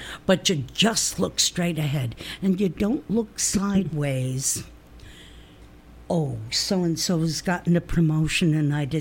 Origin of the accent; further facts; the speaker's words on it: New Jersey, United States; I spoke like I came from New Jersey, which I did